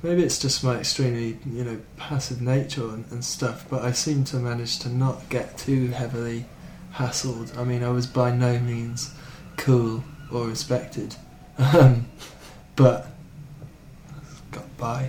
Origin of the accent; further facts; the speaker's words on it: Cardiff, Wales, United Kingdom; moved away; also born or lived in Kent; I don't really say I'm from Cardiff. Too much, so I tried to be quite specific. You know, I grew up there.